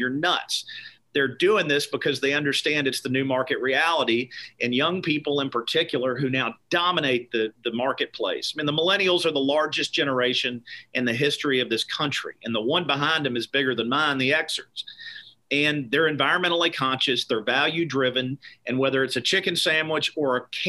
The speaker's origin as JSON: {"language": "English", "area": "Meade County", "region": "Kentucky", "country": "United States", "tie": "born or raised there", "said": "I am from Meade County, Kentucky, which is about an hour southwest of Louisville. My family grew tobacco in Kentucky for over 100 years. I grew up in the tobacco patch"}